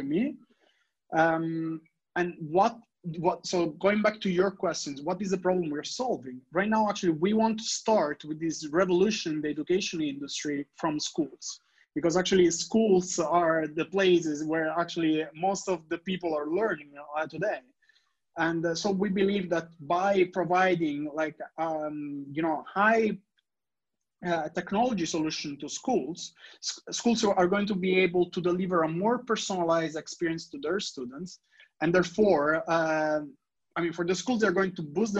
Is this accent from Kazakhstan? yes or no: no; Italy; English is a second language; When I was in high school in Italy, many of my classmates, like, we're studying English